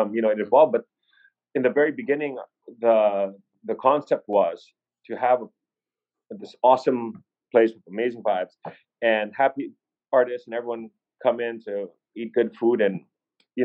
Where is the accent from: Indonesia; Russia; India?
Indonesia; Jakarta; now in Cebu, Philippines; I was raised in Indonesia, in Jakarta